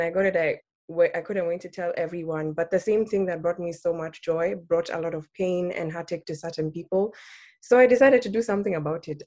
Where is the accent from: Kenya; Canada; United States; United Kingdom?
Kenya; Nairobi; I was born and raised in Nairobi, Kenya